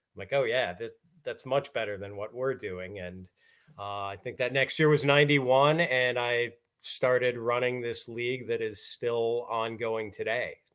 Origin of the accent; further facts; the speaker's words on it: Milwaukee, Wisconsin, United States; I grew up in Wisconsin, so we always had ice in the winter.